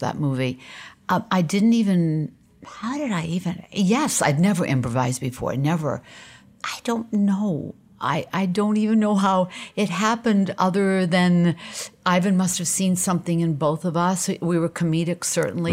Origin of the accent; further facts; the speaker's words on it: Portland, Maine, United States; I grew up in Portland, Maine